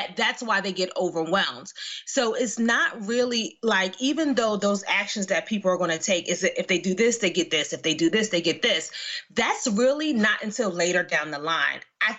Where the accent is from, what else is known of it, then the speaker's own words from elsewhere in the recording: Philadelphia, Pennsylvania, United States; now in New Jersey, United States; I grew up in West Philly